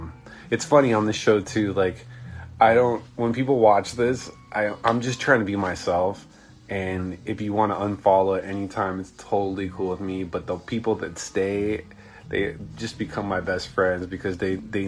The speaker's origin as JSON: {"language": "English", "region": "Southern California", "country": "United States", "said": "I'm from Southern California"}